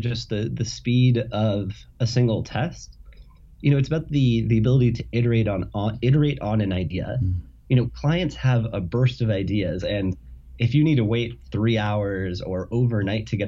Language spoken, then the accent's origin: English; San Diego, California, United States; moved away as an adult; now in Boston, United States; I'm from San Diego, California